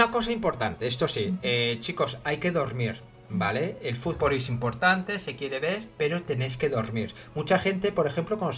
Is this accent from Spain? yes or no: yes; Bilbao, Basque Country, Spain; lo más normal en mi tierra es bajar. Bilbao.